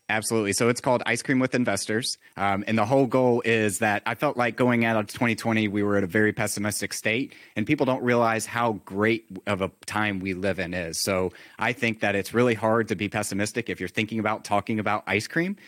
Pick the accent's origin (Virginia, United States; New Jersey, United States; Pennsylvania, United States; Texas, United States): Virginia, United States; I grew up in Virginia